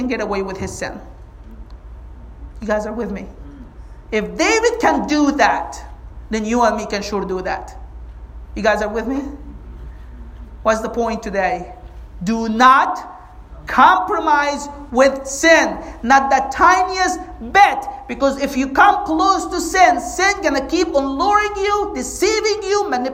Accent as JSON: {"language": "English", "country": "Egypt", "tie": "born or raised there", "moved": "as an adult", "lives_now": "United States", "said": "I grew up in Egypt. And we're very conservative, like as a society, as a culture. I came to the States when I was 22"}